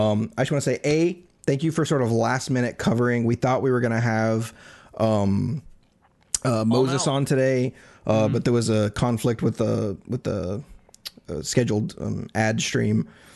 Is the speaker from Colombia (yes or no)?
no; Isle of Man; He's from the Isle of Man. That's where I'm from. You know, I'm from the Isle of Man.